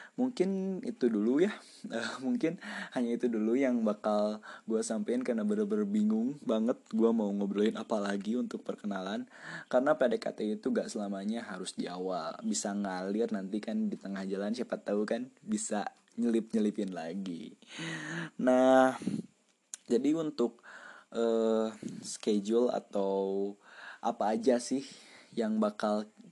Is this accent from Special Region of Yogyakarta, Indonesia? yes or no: no; Cianjur, West Java, Indonesia; saya lahir di Cianjur tanggal satu Februari tahun dua ribu empat. Dan sekarang saya berada di kelas sepuluh atau kelas satu S M A di salah satu S M A unggulan di Cianjur